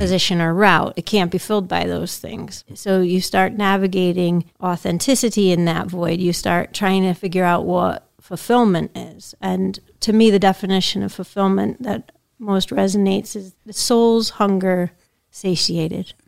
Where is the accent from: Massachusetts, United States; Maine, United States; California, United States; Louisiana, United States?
Massachusetts, United States; Pittsfield; I grew up in Pittsfield